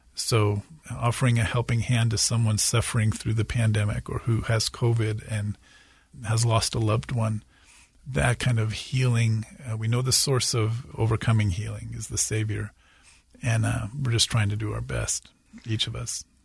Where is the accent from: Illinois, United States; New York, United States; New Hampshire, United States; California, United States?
California, United States; I'm from California and certainly spent most of my life on the West Coast